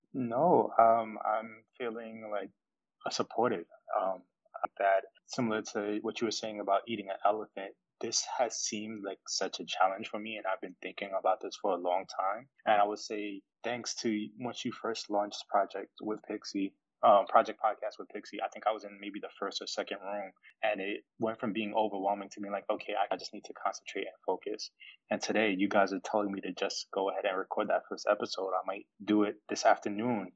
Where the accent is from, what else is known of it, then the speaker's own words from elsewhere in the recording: New York, United States; we are both from New York